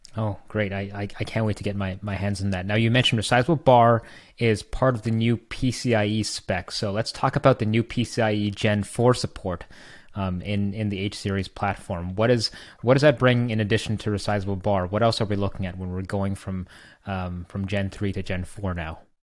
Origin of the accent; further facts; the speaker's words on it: Canada; I'm Canadian